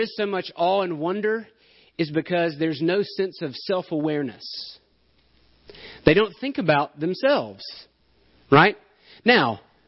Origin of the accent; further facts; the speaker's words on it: Alabama, United States; I'm from Alabama. I'm used to hills and trees.